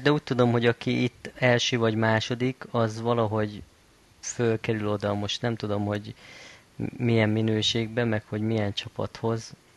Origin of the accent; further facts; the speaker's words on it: Balassagyarmat, Nógrád, Hungary; hetvenötbe születtem, Balassa Gyarmaton